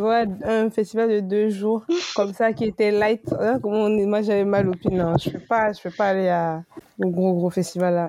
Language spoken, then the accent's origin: French; Côte d’Ivoire; also born or lived in Benin; now in Paris, France; c'est mon pays